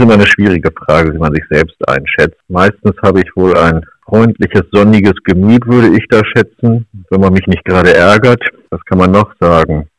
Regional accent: Nienburg, Lower Saxony, Germany; also born or lived in Göttingen; Nienburg ist meine Heimatstadt

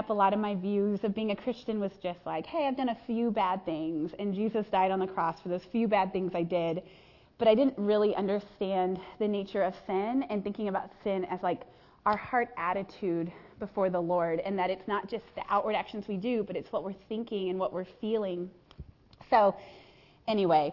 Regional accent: Chaska, Minnesota, United States; I grew up in Chaska, Minnesota

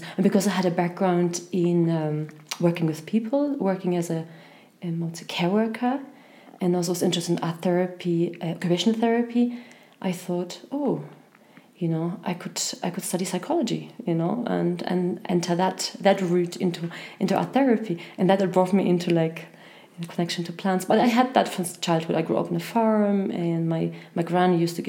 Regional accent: Germany; moved away as an adult; also born or lived in Poland / Ireland / Scotland; I was born in Poland, and as a child I moved to Germany for almost 10 years. I went to secondary school there

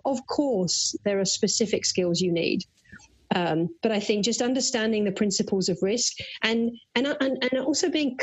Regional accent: United Kingdom; accent: British; now in United States; listeners can probably tell from my accent that I'm a Brit.

